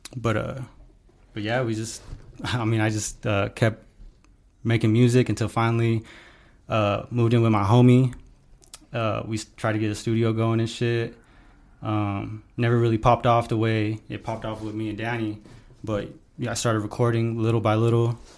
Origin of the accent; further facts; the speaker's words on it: Pueblo, Colorado, United States; I grew up here in Pueblo, Colorado